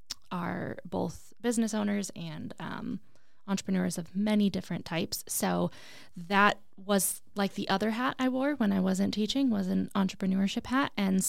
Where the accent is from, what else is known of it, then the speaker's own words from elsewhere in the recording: Arizona, United States; I am a hyper local girl when it comes to entrepreneurship. I grew up in the West Valley.